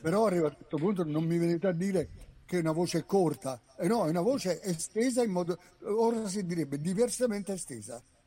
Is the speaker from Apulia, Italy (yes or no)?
no; province of Naples near Sorrento, Campania, Italy; io sono napoletano d'originanza della provincia sulla co- costa, vicino Sorre- all'inizio de- della penisola sorrentina